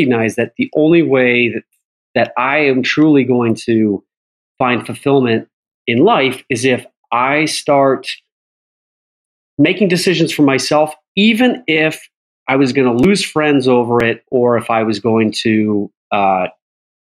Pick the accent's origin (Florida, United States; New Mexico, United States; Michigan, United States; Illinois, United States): Illinois, United States; Chicago; moved away; when I was growing up in Chicago